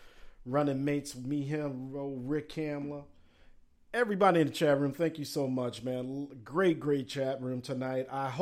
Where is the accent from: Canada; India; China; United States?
United States; Upper Midwest; I grew up in Big Ten country, as you know, proudly representing the upper Midwest.